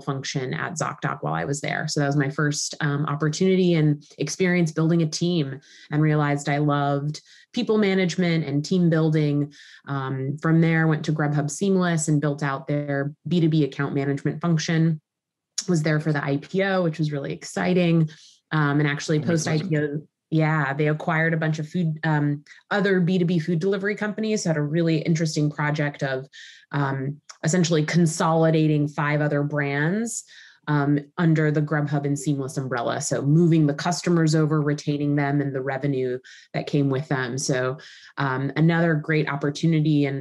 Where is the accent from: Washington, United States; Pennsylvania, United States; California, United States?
California, United States; Southern; moved away as an adult; also born or lived in New York; born and raised in Southern California, moved to New York when I was 19